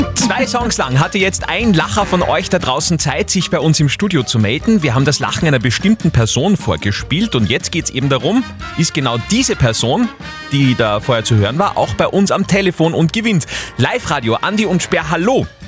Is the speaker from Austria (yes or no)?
yes; Upper Austria, Austria; bei uns in Oberösterreich